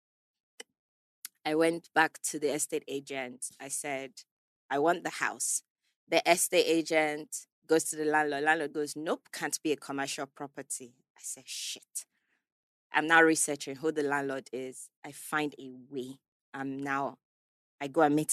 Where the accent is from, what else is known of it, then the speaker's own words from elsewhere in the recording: England, United Kingdom; moved away as an adult; now in Nigeria; Growing up in England